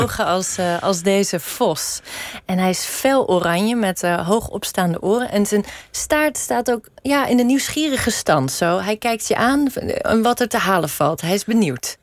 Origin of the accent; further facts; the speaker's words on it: Rotterdam, South Holland, Netherlands; Ik ben Rotterdammer